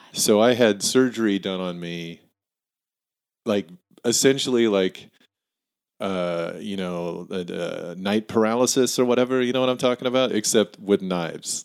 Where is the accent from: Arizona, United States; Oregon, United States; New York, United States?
Oregon, United States; Tillamook; also born or lived in Hillsboro, Oregon; I was born in Hillsboro and grew up there for, like, till I was seven. And then we moved to Tillamook from, I lived there from seven to seventeen